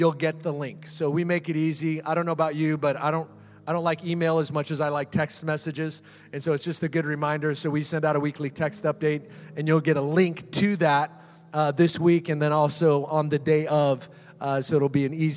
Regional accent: Seattle, Washington, United States; also born or lived in Orange County, California; now in California, United States; I grew up in Seattle, Washington

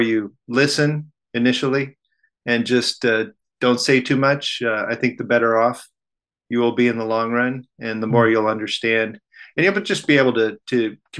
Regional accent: Kansas, United States; moved away as an adult; also born or lived in Thailand; I grew up in Kansas and, you know, typical middle class family here

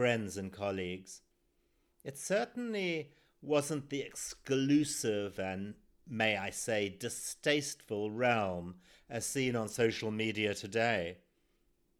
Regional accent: Zimbabwe; born or raised there

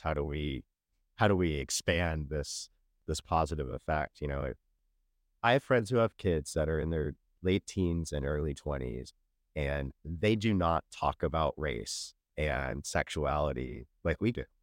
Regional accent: Sacramento, California, United States; moved away; also born or lived in Florida / Kentucky; Growing up in Sacramento

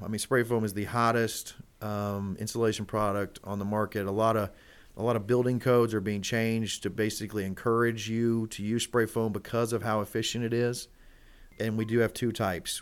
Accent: Elizabethtown, Kentucky, United States; also born or lived in Louisville, Kentucky; we're based here in, in, in Louisville, but I grew up in Elizabethtown. Uh, that's, that's what I call home

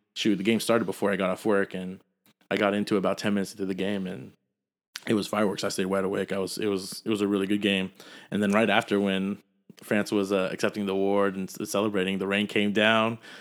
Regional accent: San Jose, California, United States; we grew up in San Jose.

